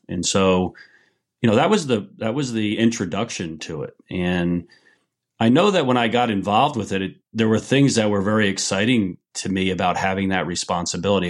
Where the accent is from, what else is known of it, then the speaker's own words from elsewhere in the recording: New York area, New Jersey, United States; moved away as an adult; now in Niles, Michigan, United States; I grew up in New Jersey, New York area, and lived there the first twenty-one years of my life.